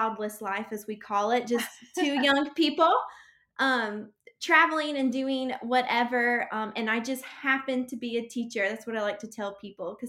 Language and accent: English; Alabama, United States; I'm sure you can tell by my accent, because I'm sure it sounds worse to people than it sounds to me. I'm from Alabama.